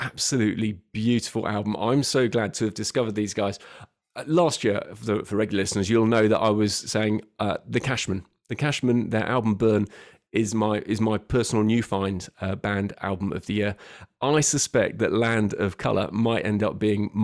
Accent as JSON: {"language": "English", "region": "London", "country": "United Kingdom", "tie": "born or raised there", "moved": "as an adult", "lives_now": "Bournemouth, United Kingdom", "said": "I'm a Londoner born and bred, and I moved down here to Hope 4 years ago"}